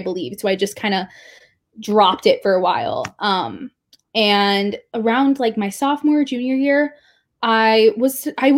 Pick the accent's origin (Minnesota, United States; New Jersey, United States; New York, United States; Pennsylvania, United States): New York, United States; New York City; I am from New York City, so I'm from a very not conservative area